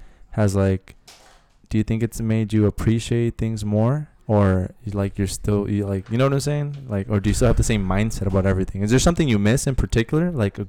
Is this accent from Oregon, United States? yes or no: no; San Diego, California, United States; moved away as an adult; now in Lynwood, United States; I'm 28 years old. I'm originally from San Diego, California. I live in Los Angeles. I've been living here for 10 years.